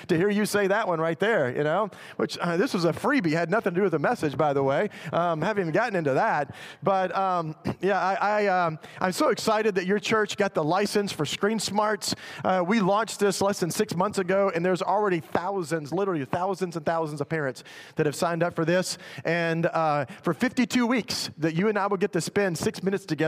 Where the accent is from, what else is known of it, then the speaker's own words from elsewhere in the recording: Memphis, Tennessee, United States; I was actually in my hometown in Memphis